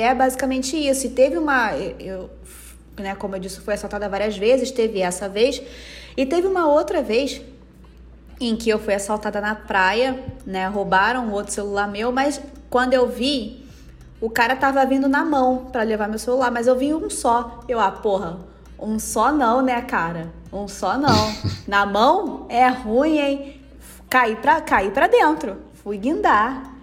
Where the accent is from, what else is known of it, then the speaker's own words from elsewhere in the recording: Rio de Janeiro, Brazil; como cariocas, a violência de perto